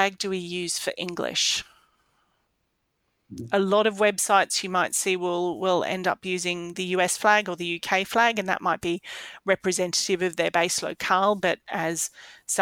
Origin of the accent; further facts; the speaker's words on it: Australia; I expect as an Australian